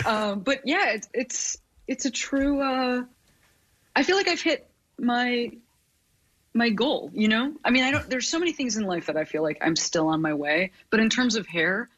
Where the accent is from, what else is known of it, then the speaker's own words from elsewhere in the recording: Chicago, Illinois, United States; now in Los Angeles, United States; I am from the Midwest.